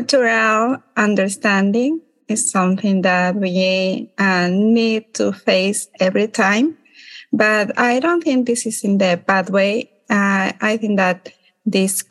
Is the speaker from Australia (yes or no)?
no; Ecuador; moved away as an adult; now in New York, United States; I am from Ecuador